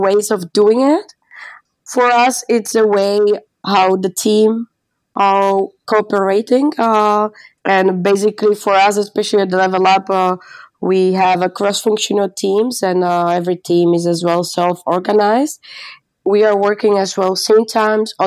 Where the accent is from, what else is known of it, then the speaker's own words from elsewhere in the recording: Slovakia; moved away as an adult; now in Amsterdam, Netherlands; I'm from Slovakia, living in Amsterdam more than 3 years.